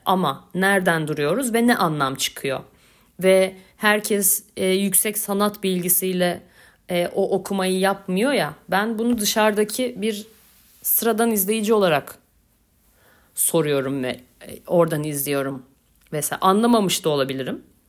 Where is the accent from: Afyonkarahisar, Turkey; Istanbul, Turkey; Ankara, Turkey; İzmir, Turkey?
Istanbul, Turkey; Beyoğlu; also born or lived in Gültepe; Ben Beyoğlu'luyum